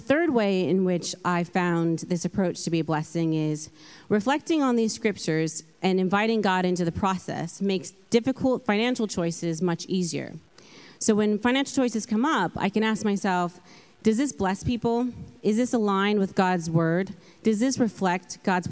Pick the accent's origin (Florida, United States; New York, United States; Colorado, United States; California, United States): California, United States; moved away as an adult; now in London, United Kingdom; I'm from California, hence the accent. And I have been living in London for about 10 years